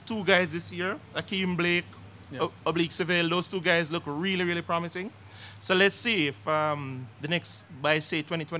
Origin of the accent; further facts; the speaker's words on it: Jamaica; I'm from Jamaica.